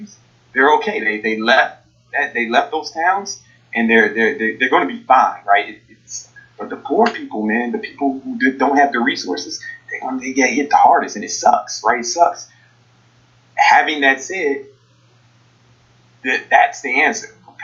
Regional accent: Chicago, Illinois, United States; I'm from Southside Chicago.

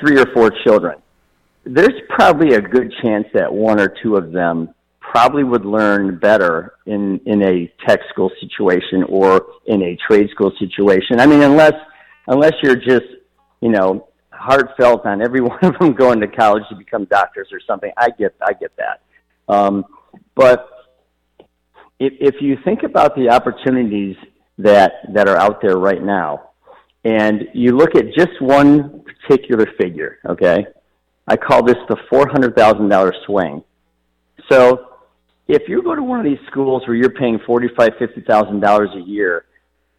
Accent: Toledo, Ohio, United States; I'm from Toledo, Ohio

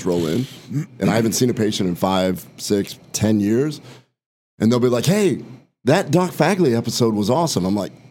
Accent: Omaha, Nebraska, United States; I grew up in Omaha, Nebraska, where the only thing we had was college football

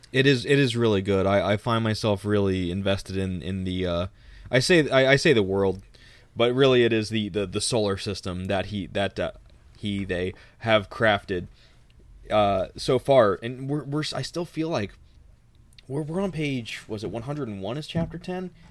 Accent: Texas, United States; I'm a Texan

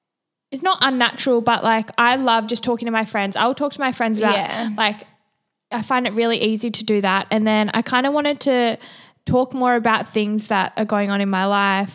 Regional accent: Manly, New South Wales, Australia; I am from Manly

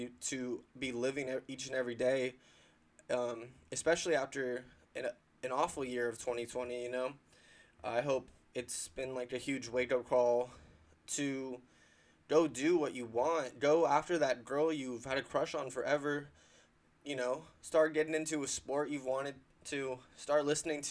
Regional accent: San Diego, California, United States; also born or lived in Las Vegas, Nevada; I have lived in San Diego County the majority of my life

